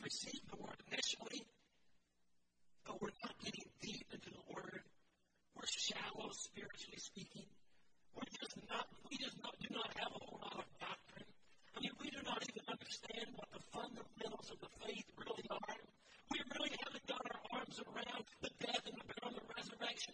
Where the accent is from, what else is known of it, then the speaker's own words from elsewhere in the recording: the mountains of North Carolina, United States; moved away; my hometown, the mountains of North Carolina